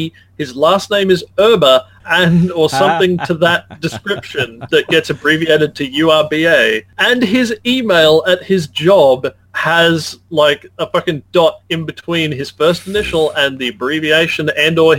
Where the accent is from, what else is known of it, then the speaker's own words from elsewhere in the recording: Australia; I'm from Australia, not Argentina